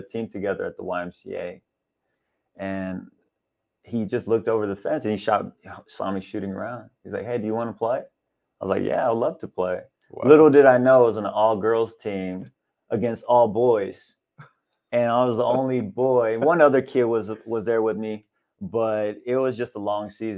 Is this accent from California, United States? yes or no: yes; Los Angeles, California, United States; also born or lived in Pacoima / North Hills; we moved from Pacoima over to North Hills